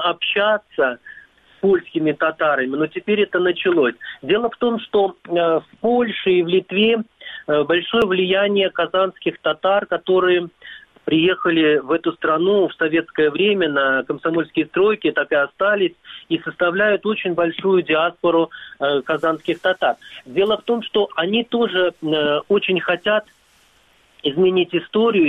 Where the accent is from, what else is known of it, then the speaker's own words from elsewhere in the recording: Crimea, Ukraine; я из Крыма